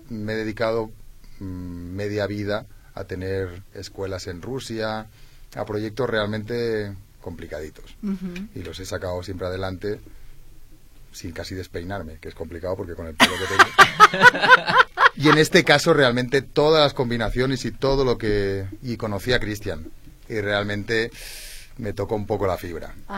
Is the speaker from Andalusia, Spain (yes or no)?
no; Barcelona, Catalonia, Spain; moved away; yo soy de Barcelona